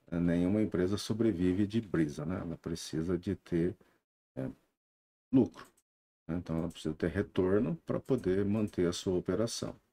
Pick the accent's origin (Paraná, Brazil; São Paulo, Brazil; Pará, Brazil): São Paulo, Brazil; Franca; moved away as an adult; also born or lived in Uberlândia; now in Sertãozinho, Brazil; Eu sou de Franca, né?